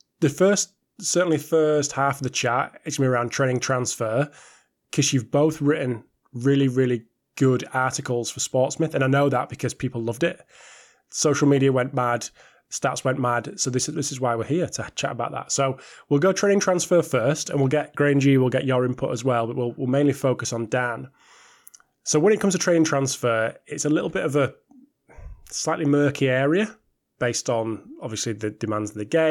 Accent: the north of England, United Kingdom; Two dirty northerners

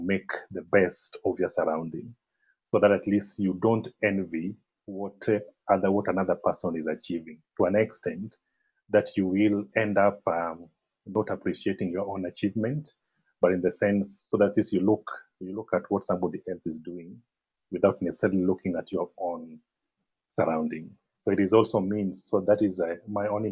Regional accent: Kisumu, Kisumu County, Kenya; also born or lived in Eldoret; I'm from Kisumu in Western Kenya. Kisumu is the third largest city in Kenya. This is where I was born and I was raised in this city

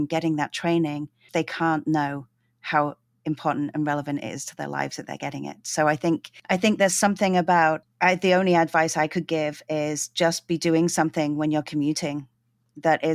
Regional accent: London, United Kingdom; now in Vancouver, Canada; I grew up in London

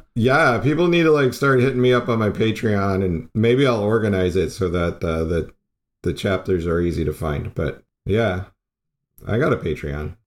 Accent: Arizona, United States; I grew up in Arizona

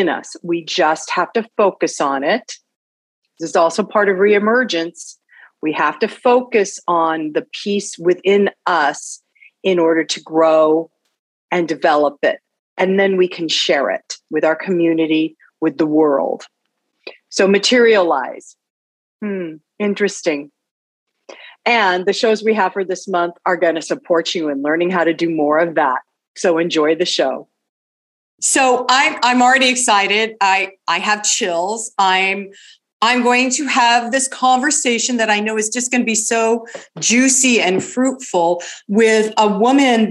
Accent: Los Angeles, California, United States; I was raised up in the San Fernando Valley in Northridge

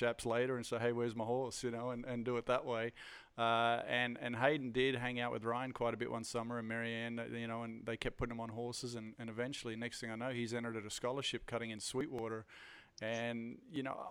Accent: Australia; also born or lived in Netherlands; I was born in Australia, but lived in Holland for a little while as well.

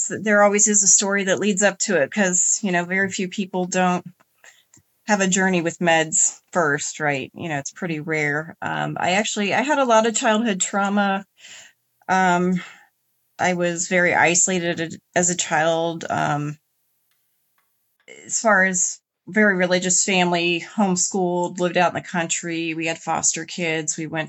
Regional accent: Indiana, United States; In Indiana.

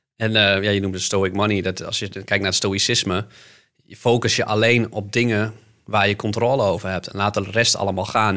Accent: Netherlands; Want ik kom uit leemleveld

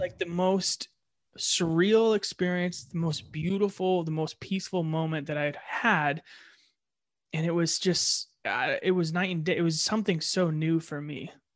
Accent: Ohio, United States; moved away; I was born in Ohio

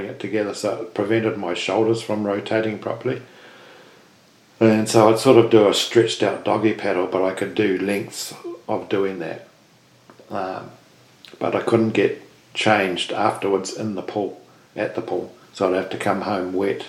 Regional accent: Invercargill, Southland, New Zealand; we grew up in Invercargill

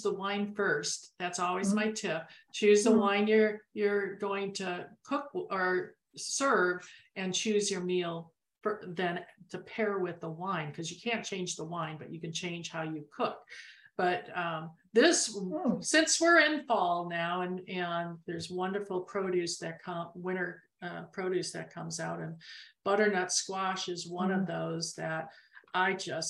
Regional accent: Arizona, United States; we're from Arizona.

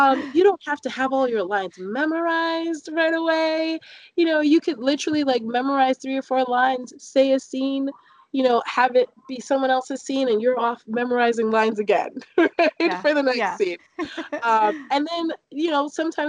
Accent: London, United Kingdom; also born or lived in Newark, New Jersey; now in Washington, United States; I grew up in London, right outside of central London, actually in Clapham.

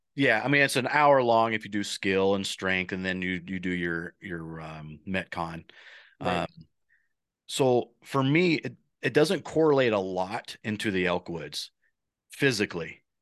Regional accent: Midwest, United States; moved away; I'm coming from the Midwest where the turkeys are pretty plentiful and you have private farms and we grew up on a farm there

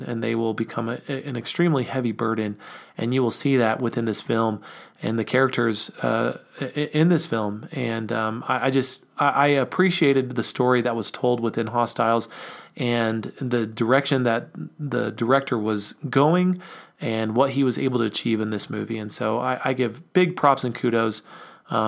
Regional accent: United States; we think of ourselves as American citizens

